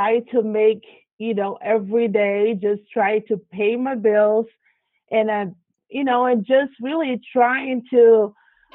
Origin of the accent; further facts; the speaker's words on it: Brazil; moved away; I grew up in Brazil and South America